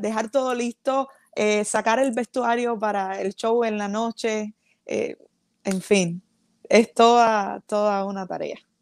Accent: Cuba; moved away as an adult; la agrupación con la que salí de Cuba

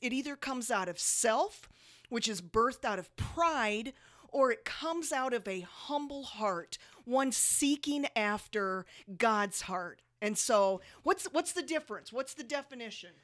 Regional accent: South Dakota, United States; now in Las Vegas, United States; Jody and I moved from one of the coldest places

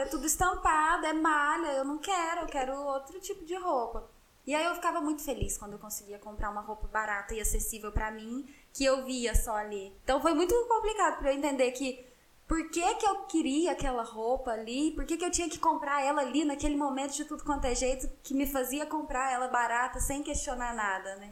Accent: Passos, Minas Gerais, Brazil; moved away; eu sou de Passos, e lá é uma cidade de 100 mil habitantes, interior de Minas Gerais

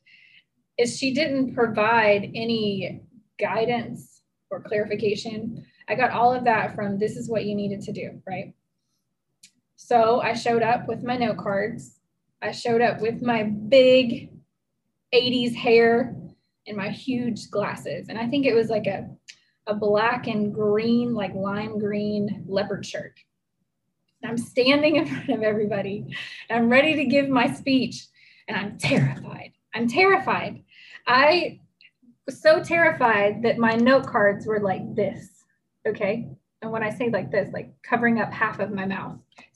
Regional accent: Tennessee, United States; I grew up in Tennessee

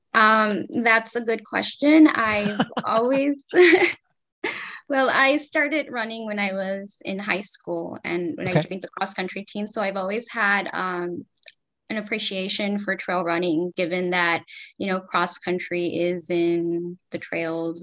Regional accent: Los Angeles, California, United States; I was born and raised in Los Angeles, California.

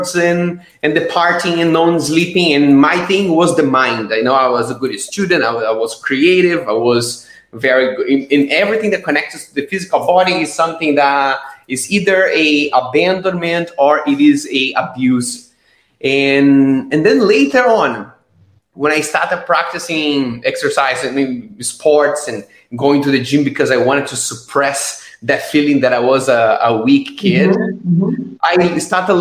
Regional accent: Brazil; now in Estonia; I am originally from Brazil. Right now, I live in Estonia.

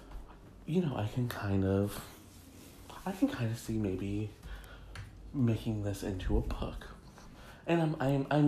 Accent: Michigan, United States; my home state of Michigan

